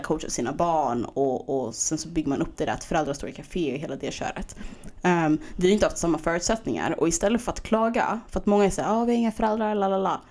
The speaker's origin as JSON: {"language": "Swedish", "town": "Stockholm", "region": "Stockholm County", "country": "Sweden", "also_born_or_lived": "Skärholmen"}